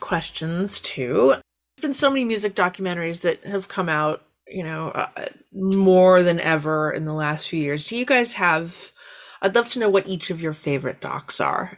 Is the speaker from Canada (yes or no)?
yes; Canada; As a Canadian